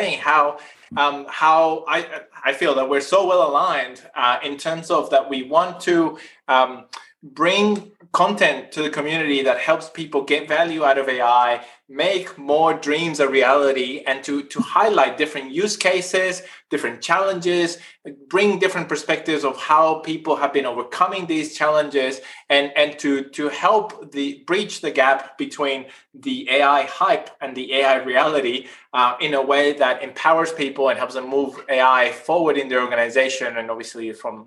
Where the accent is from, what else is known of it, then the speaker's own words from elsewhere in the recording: northern Chile, Chile; moved away as an adult; now in Australia; I'm originally from South America. I grew up in Chile, in the north part of Chile, in the driest desert in the world